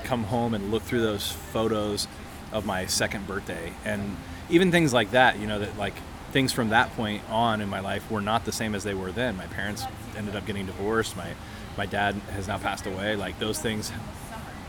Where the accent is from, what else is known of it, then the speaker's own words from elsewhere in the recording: Ohio, United States; also born or lived in Missouri; I went to school in Missouri and I was from Ohio.